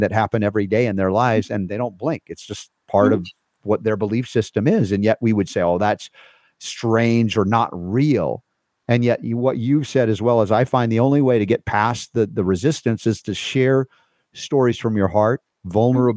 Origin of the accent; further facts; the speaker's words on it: United States; I grew up in America, the West